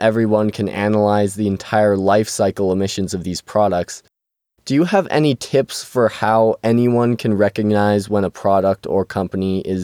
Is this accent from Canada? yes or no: yes; Canada; I'm from Canada